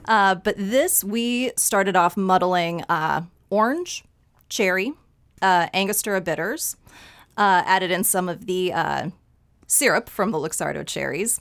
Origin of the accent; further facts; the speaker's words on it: Dixon, Illinois, United States; I grew up in Dixon, about two hours west of Chicago